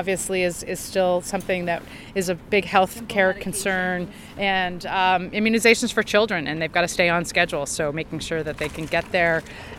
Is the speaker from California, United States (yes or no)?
yes; Southern California, United States; I'm actually from Southern California